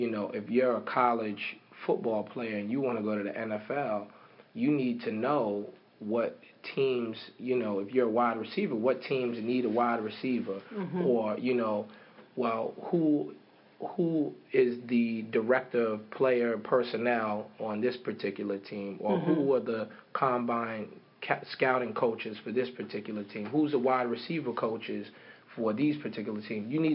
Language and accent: English; New York City, New York, United States; I'm from Harlem